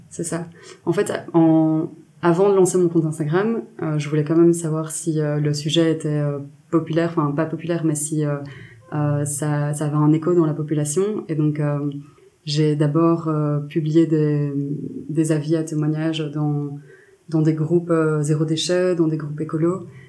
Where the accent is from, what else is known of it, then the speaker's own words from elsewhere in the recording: Belgium; je suis journaliste indépendante féministe belge